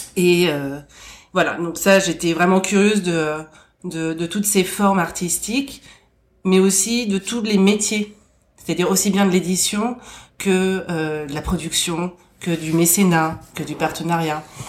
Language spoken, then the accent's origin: French; Boulogne-Billancourt, Île-de-France, France; je suis née euh, à Boulogne-Billancourt.